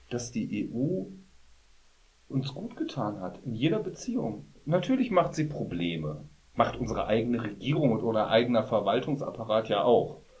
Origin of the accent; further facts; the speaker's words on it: Germany; dass ich als Deutscher, wie immer man das jetzt immer noch